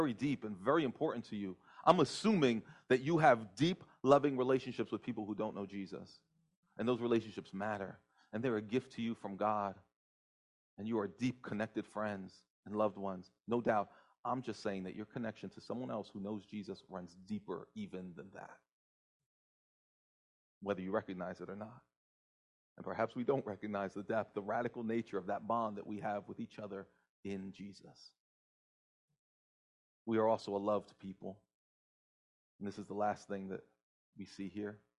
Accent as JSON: {"language": "English", "region": "New Jersey", "country": "United States", "tie": "born or raised there", "said": "I happen to be the son of Brazilian immigrants. My parents came to the United States in the 60s. I grew up in New Jersey"}